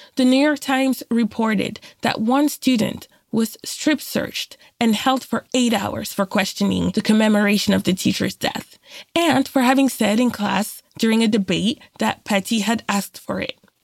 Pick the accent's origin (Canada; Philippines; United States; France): France; also born or lived in Cameroon; born in Cameroon, but grew up in France since I was a baby.